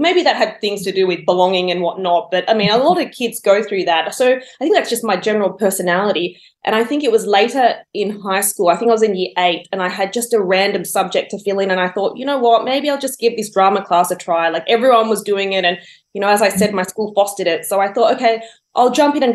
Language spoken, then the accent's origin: English; Wollongong, New South Wales, Australia; I was born and bred in Wollongong, and my childhood was entirely lived out there